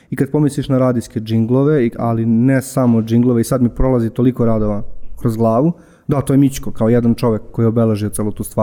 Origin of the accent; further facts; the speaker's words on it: Užice, Zlatibor District, Serbia; moved away; Ja sam odrastao u Užicu